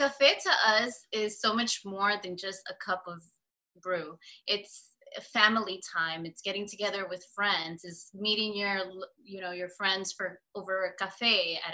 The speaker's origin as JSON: {"language": "English", "town": "New York City", "region": "New York", "country": "United States", "tie": "born or raised there", "said": "I was born and raised in New York City"}